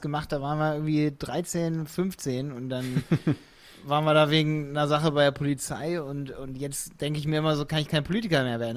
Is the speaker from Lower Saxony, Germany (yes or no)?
yes; Hildesheim, Lower Saxony, Germany; accent: nordischen Einschlag; also born or lived in Scotland; ich komme aus Hildesheim